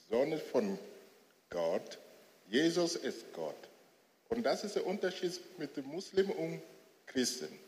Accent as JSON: {"language": "German", "town": "Lomé", "region": "Maritime", "country": "Togo", "second_language": "German", "lives_now": "Germany", "said": "ich bin, ich komme aus Togo und ich bin in einer Familie Islam aufgewachsen."}